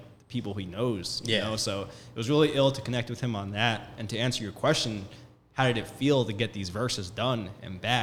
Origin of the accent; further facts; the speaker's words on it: Long Island, New York, United States; we were raised in Long Island, New York